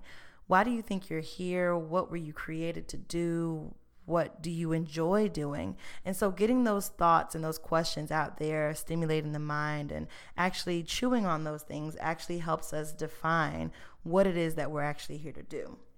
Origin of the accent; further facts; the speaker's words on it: Emporia, Virginia, United States; also born or lived in Florida; now in Richmond, United States; So I was born in Florida, actually, but I spent most of my time here in Virginia. Most of my family is here. And so after I grew up in Emporia, Virginia.